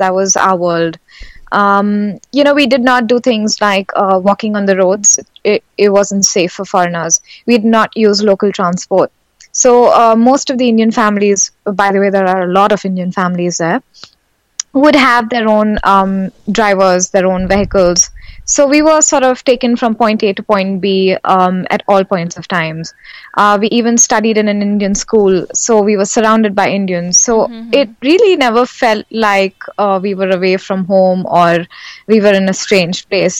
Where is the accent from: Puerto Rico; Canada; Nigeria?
Nigeria; And we were born in the 80s, me and my sisters.